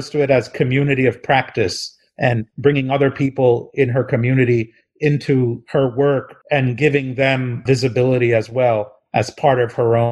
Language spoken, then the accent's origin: English; New Jersey, United States; I'm from New Jersey